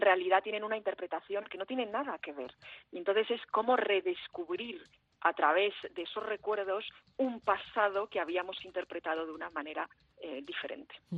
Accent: Paris, Île-de-France, France; moved away as an adult; also born or lived in Spain / United States / Portugal; now in Paris, France; vivía ahí los 20 primeros años de mi vida y luego me fui.

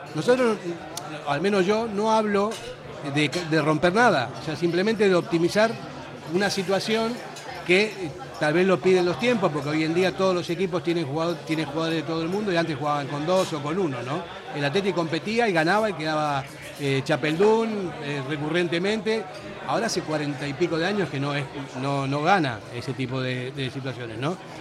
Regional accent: Argentina; also born or lived in Basque Country; now in Spain; yo soy un argentino que vino aquí hace cuarenta y pico de años

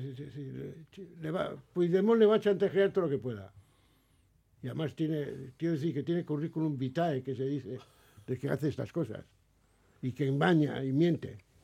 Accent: Basque Country, Spain; los que somos del País

